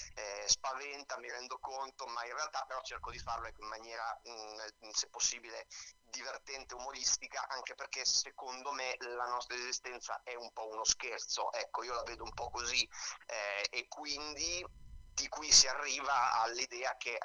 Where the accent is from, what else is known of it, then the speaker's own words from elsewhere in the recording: Pesaro, Marche, Italy; moved away as an adult; now in Rome, Italy; Io ho cominciato a 13 anni eh, in una compagnia della mia città, io vengo da Pesaro anche se sì. vivo a Roma